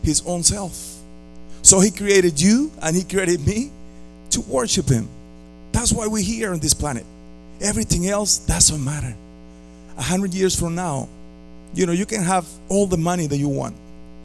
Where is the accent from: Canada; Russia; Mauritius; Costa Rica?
Costa Rica; moved away as an adult; also born or lived in Philadelphia, Pennsylvania; now in Tampa, United States; I came from Costa Rica when I was 20 years old. I'm already 37. And all my family is back home in Costa Rica.